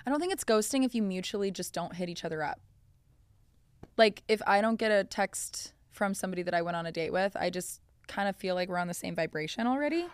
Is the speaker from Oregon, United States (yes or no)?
no; Colorado, United States; I'm from Colorado